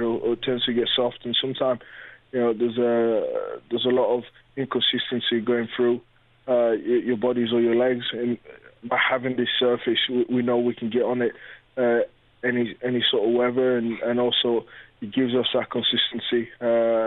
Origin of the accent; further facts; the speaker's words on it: London, United Kingdom; I live in North London. I'm a North London. You know, I grew up in North London. I know the area inside out. I'm local